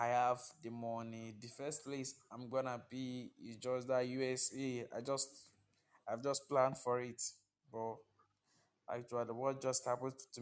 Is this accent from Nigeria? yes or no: yes; Nigeria; I'm a Nigerian